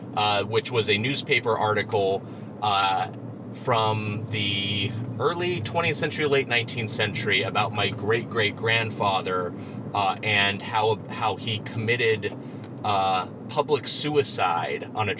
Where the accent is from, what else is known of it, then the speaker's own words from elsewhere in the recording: Lakewood, California, United States; also born or lived in Long Beach, California; I'm from L.A. County. I'm from Lakewood, California, which is right next to Long Beach.